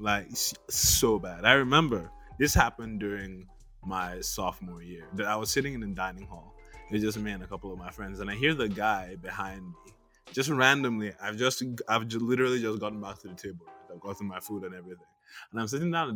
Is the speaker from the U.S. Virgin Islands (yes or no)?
no; Nigeria; in school, like, growing up in Nigeria